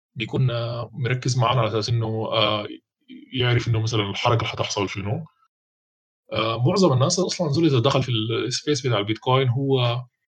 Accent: Sudan; عندنا في السودان

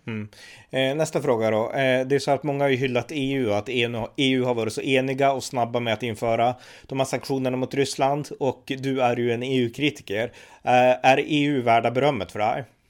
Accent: Västernorrland County, Sweden; Här uppe där vi kommer ifrån, Västernorrland

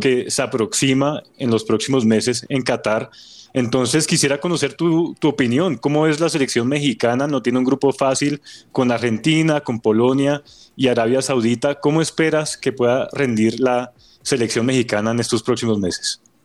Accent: Colombia; nosotros como colombianos

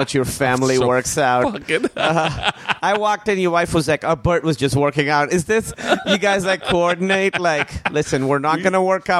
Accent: Pakistan; born or raised there

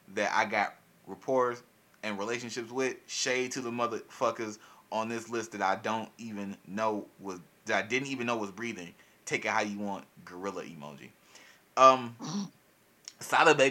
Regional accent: Milwaukee, Wisconsin, United States; I'm from Milwaukee

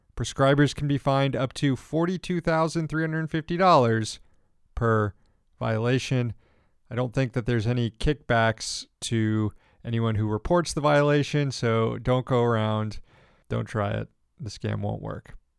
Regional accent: Florida, United States; I'm from Florida

